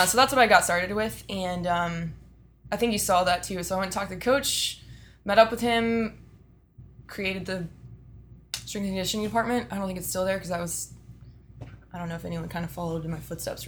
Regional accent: Austin, Texas, United States; born and raised in Austin, Texas.

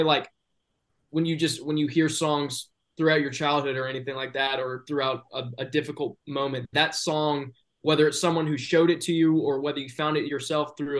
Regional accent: the South, United States; I am from the South

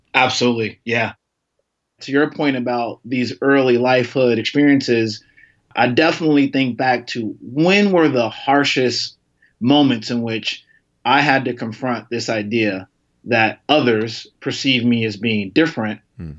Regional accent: Chicago, Illinois, United States; accent: a little bit of a twang; I'm from Chicago

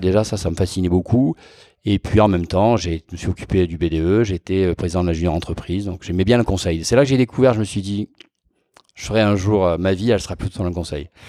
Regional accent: Toulon, Provence-Alpes-Côte d'Azur, France; moved away; je suis né à Toulon. Je suis né à Toulon, dans le Var, bord de la Méditerranée.

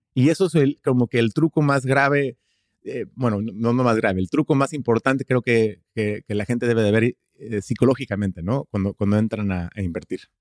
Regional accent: Houston, Texas, United States; Spanish is a second language; also born or lived in Austin, Texas / Madrid, Spain; Yo soy de Estados Unidos, nací aquí en, Houston, vivo en Houston, Texas

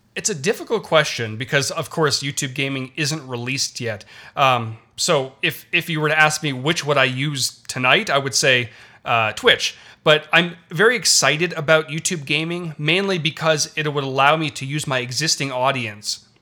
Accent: Toronto, Ontario, Canada; I'm Canadian. I was born in Toronto. I learned French throughout, um, throughout elementary school.

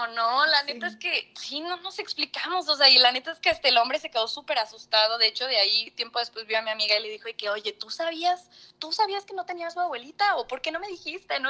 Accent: Xalapa, Veracruz, Mexico; soy de Jalapa, Veracruz

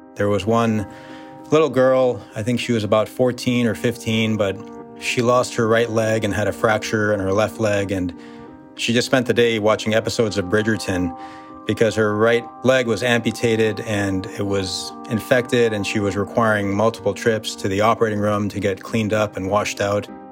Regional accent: United States; born or raised there

